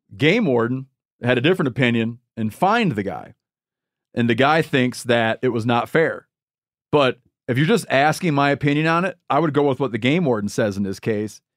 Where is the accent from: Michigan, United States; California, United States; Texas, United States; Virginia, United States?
Michigan, United States; moved away; my home state of Michigan